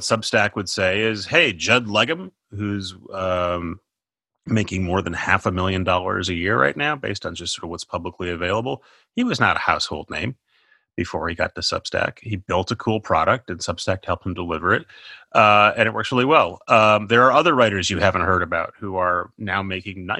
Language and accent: English; Minnesota, United States; I'm from Minnesota.